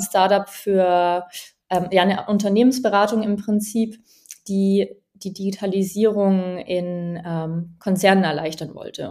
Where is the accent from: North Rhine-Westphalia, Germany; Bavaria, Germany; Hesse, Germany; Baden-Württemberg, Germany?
Bavaria, Germany; Allgäu; now in Berlin, Germany; Ich bin im Allgäu aufgewachsen, ganz ländlich